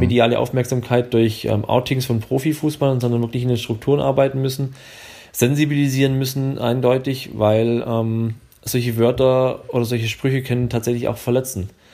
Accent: Swabia, Baden-Württemberg, Germany; accent: Swabian; ich komme ja aus dem Schwäbischen, wie man es vielleicht hört

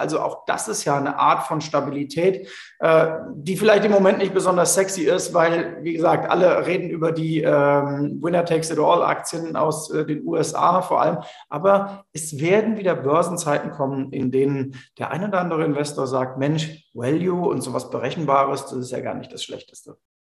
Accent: Germany; im Ahrtal, ganz in der Nähe von meiner Heimat

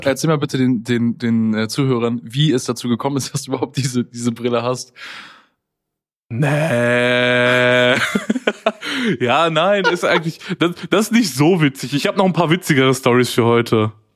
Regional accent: Waltrop, North Rhine-Westphalia, Germany; now in Cologne, Germany; ich komme ja eigentlich aus der Nähe von Dortmund. Das, sind, das nennt sich Waltrop.

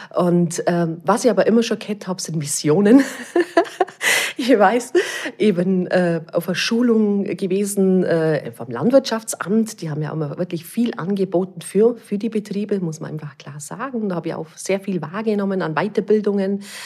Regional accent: Allgäu, Germany; bei uns im Allgäu

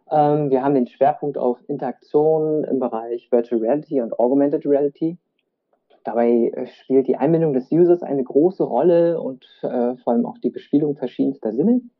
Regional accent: Berlin, Germany; gebürtiger Berliner mit vietnamesischen Wurzeln

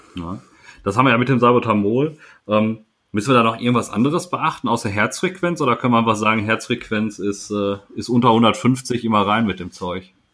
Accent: Sauerland, North Rhine-Westphalia, Germany; als äh, Sauerländer

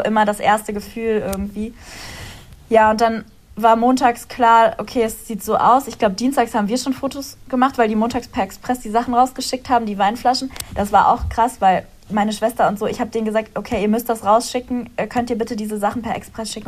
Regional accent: Ahr valley, Rhineland-Palatinate, Germany; moved away as an adult; also born or lived in Munich; now in Cologne, Germany; ich ziehe zurück in meine Heimat und die wurde zerstört

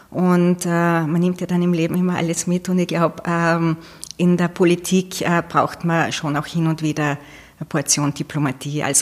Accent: Leoben, Styria, Austria; born there; ich habe die ersten zwei Lebensjahre in Leoben dann verbracht. Und dann ist es immer den Bergwerken hinterhergegangen.

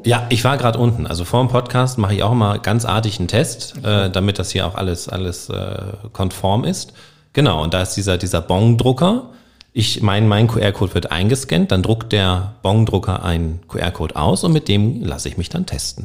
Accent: Northern Germany, Germany; accent: Hochdeutsch; Ich bin, ich komme aus Norddeutschland, ich spreche Hochdeutsch.

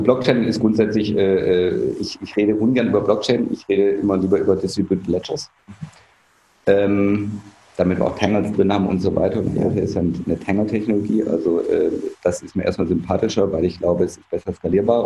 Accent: Germany; als Deutscher

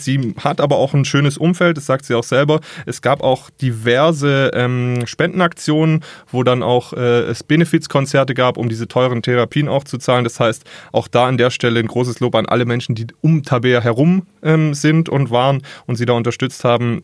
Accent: Ravensburg, Baden-Württemberg, Germany; bei uns in Ravensburg

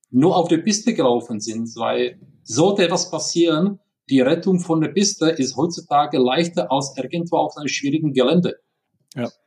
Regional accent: Prague, Czechia; German is a second language; moved away as an adult; now in Germany; Wie man hört, ich bin kein Deutscher, sondern ich bin in Prag geboren. Deswegen Entschuldigung für diese ja, leichte, starke Akzent

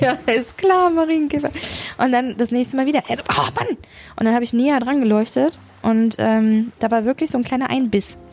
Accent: Sauerland, North Rhine-Westphalia, Germany; als ich groß geworden bin im Sauerland.

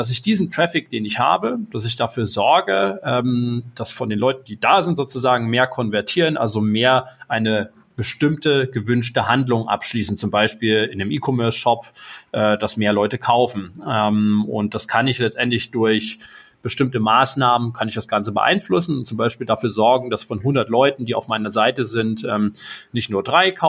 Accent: Erfurt, Thuringia, Germany; moved away as an adult; ich bin irgendwann mal in Erfurt geboren, äh, 1987, bin da aufgewachsen, habe da irgendwann mein Abitur gemacht.

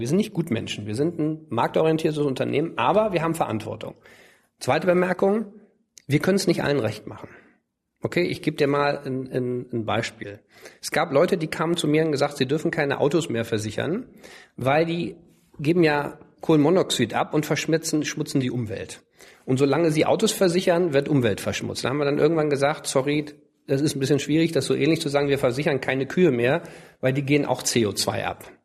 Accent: Cologne, North Rhine-Westphalia, Germany; ich bin ja in Köln aufgewachsen

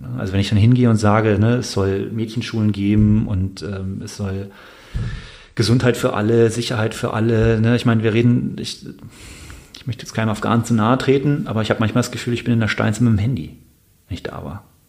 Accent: Bonn, North Rhine-Westphalia, Germany; ich komme aus Bonn

